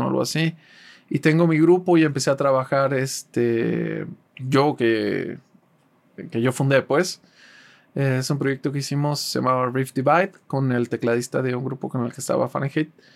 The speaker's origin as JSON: {"language": "Spanish", "town": "Guadalajara", "region": "Jalisco", "country": "Mexico", "tie": "born or raised there", "also_born_or_lived": "Tampico / Ciudad Valles", "said": "Yo no nací en Guadalajara, pero llevo toda mi vida viviendo aquí. Yo nací en Tampico, vivimos Vivimos ah, mis primeros años en Ciudad Valles, pero desde muy chiquito vivo aquí en Guadalajara."}